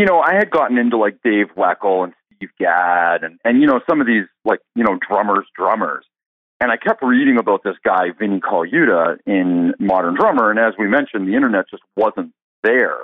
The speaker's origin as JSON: {"language": "English", "country": "Canada", "said": "I'm from Canada and believe it or not, man, drumline is not popular here at all"}